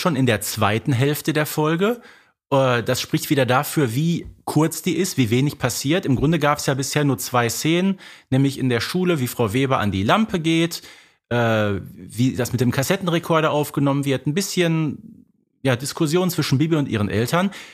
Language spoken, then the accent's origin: German; Herten, North Rhine-Westphalia, Germany; bei mir in meiner Heimatstadt einen, einen berühmten Sportler, der hieß Bonis Piontek und nach dem ist in Herten äh, nämlich eine Straße benannt